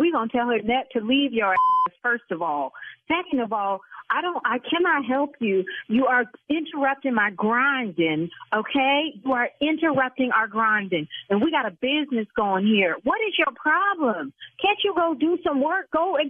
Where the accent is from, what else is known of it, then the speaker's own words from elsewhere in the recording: United States; Okay, Brian, I'm from the South Side, so mother...